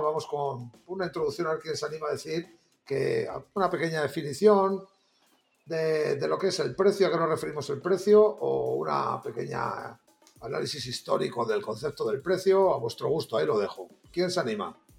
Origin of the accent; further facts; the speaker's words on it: Salamanca, Castile and León, Spain; yo como vosotros dos soy de Salamanca